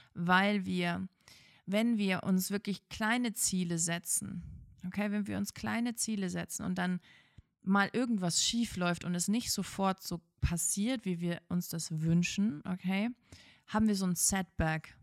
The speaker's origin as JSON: {"language": "German", "region": "former East Germany", "country": "Germany", "said": "Ich komme aus der ehemaligen DDR und ähm, als ich, ich bin gerade so in der Wendezeit geboren"}